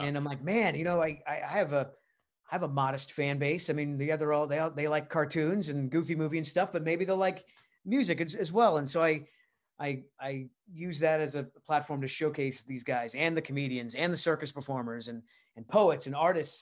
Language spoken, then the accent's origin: English; Rhode Island, United States; moved away; I'm from Rhode Island